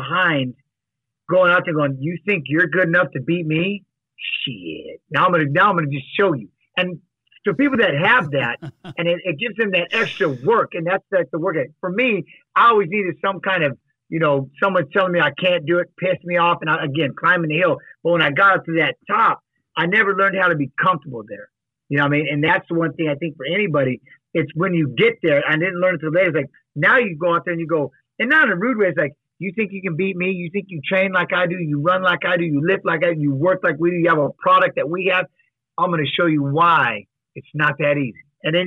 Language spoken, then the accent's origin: English; Seattle, Washington, United States; moved away; also born or lived in Iowa; I'm from Seattle